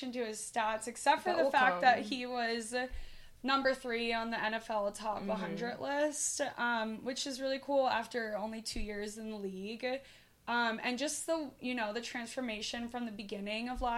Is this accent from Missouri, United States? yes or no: no; Philadelphia, Pennsylvania, United States; now in Southern California, United States; We're both from the Philly area, but we live in Southern California.